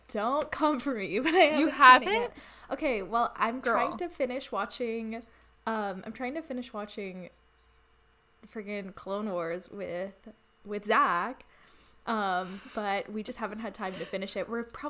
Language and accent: English; Southern California, United States; I grew up in Southern California, so Disneyland was just a part of my life.